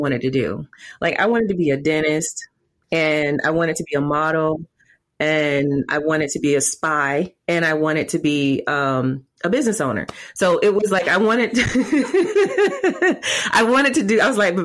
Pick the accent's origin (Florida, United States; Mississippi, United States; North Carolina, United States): Florida, United States; Winter Haven; also born or lived in Bartow, Florida; I grew up in Central Florida, born and raised in Winter Haven in Bartow, which is in Polk County, and very country